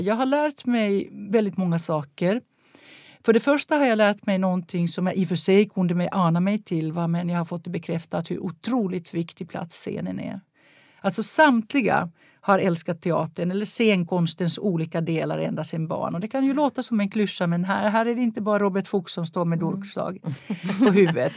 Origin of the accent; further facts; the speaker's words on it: Helsinki, Uusimaa, Finland; jag växte upp i Helsingfors